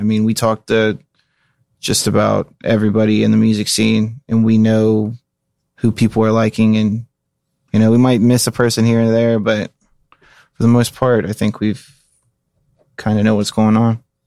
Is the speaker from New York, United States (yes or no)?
no; Cincinnati, Ohio, United States; I take pride in my hometown where I'm from